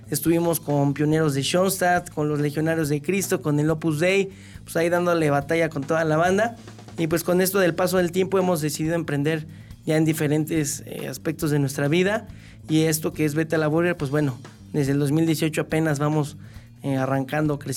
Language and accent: Spanish; Querétaro, Mexico; originario de Hércules, aquí en Querétaro, Querétaro.